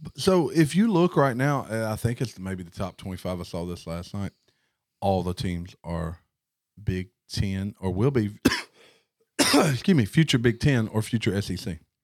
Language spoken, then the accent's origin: English; the Delta, United States; we are from the Delta